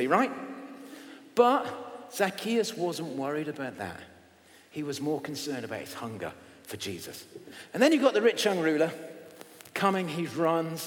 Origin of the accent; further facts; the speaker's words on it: England, United Kingdom; I'm English